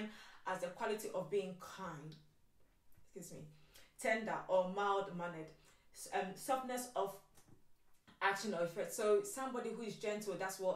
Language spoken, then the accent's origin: English; Ghana; So I went to boarding school in Ghana. I was born in Ghana and I went to boarding school like at the age of 6 years old.